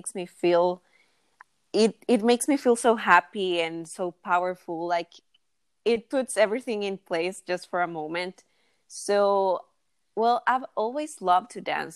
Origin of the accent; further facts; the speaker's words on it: San Salvador, El Salvador; I live in San Salvador, El Salvador, which is where I was born